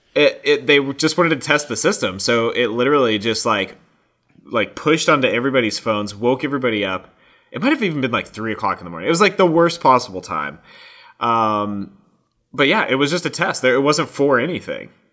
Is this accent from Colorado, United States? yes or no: yes; Colorado, United States; that was in my home state